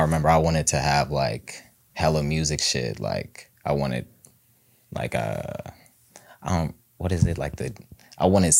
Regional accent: Cincinnati, Ohio, United States; I'm from Cincinnati, you know, born and raised.

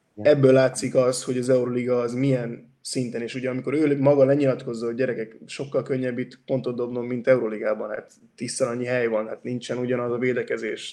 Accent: Hungary; now in Barcelona, Spain; a mi részünkről, mint magyarok

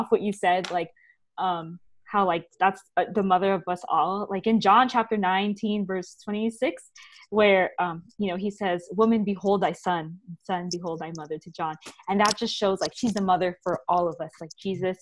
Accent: California, United States; especially as a Californian, we're all Californians here

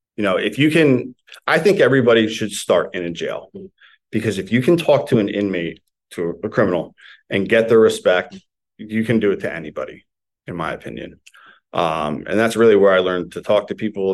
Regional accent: Morris County, New Jersey, United States; I grew up in like North Jersey, Morris County

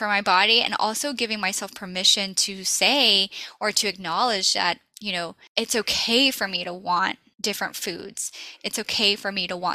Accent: the South, Southern United States, United States; I'm a Southern girl. I grew up on Southern fried food

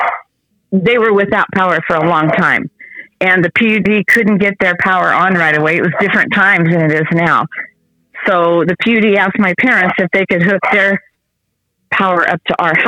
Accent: Kelso, Washington, United States; I grew up in South Kelso

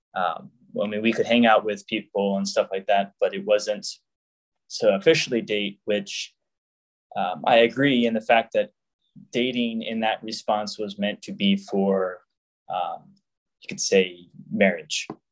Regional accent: Jacksonville, Florida, United States; moved away as an adult; originally, I am from Jacksonville, Florida. I grew up the youngest of four siblings.

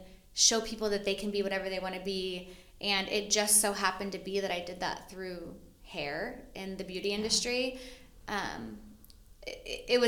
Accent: Arkansas, United States; also born or lived in Fort Wayne, Indiana; now in San Diego, United States; I grew up in Arkansas

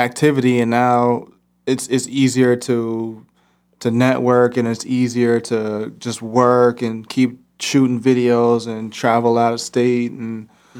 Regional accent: Northern Virginia, United States; moved away as an adult; also born or lived in New York; now in Minneapolis, United States; hip-hop producer coming straight from Northern Virginia.

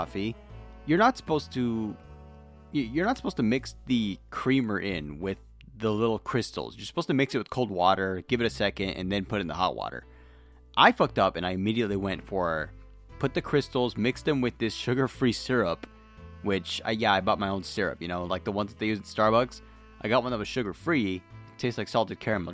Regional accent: Tulare County, California, United States; I'm from Tulare County

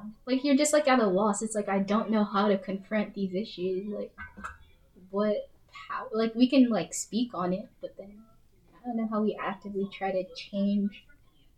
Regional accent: Colorado, United States; moved away; I'm from Colorado

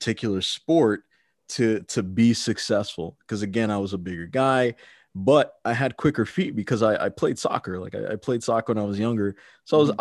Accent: Maryland, United States; growing up in Maryland as a child

